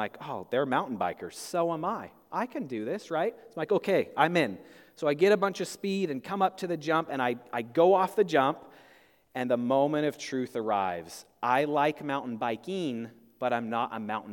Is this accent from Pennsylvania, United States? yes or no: no; Spokane, Washington, United States; in high school, I grew up in Spokane, Washington